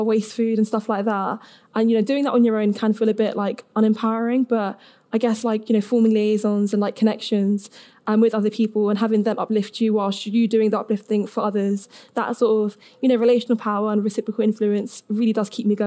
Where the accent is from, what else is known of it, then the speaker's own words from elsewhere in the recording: London, United Kingdom; I'm from London, so not quite Cheltenham, but still in the south, so close enough.